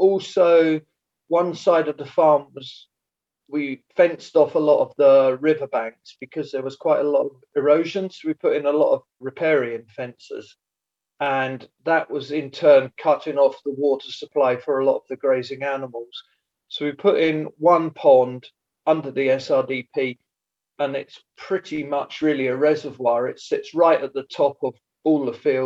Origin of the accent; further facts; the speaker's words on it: East Anglia, East of England, United Kingdom; moved away as an adult; also born or lived in Glenlivet, Scotland; now in Scotland, United Kingdom; originally I was born and brought up in East Anglia on a large arable farm and moved to Scotland now 25 years ago.